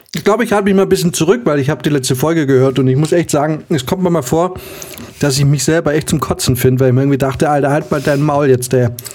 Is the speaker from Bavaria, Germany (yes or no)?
yes; Munich, Bavaria, Germany; da wo wir herkommen, München ist